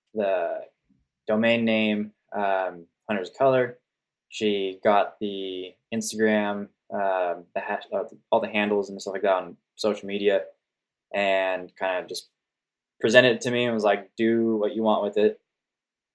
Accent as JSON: {"language": "English", "town": "Sonoma", "region": "California", "country": "United States", "tie": "born or raised there", "moved": "yes", "lives_now": "Oregon, United States", "said": "I grew up in California, more specifically the North Bay of the San Francisco Bay Area"}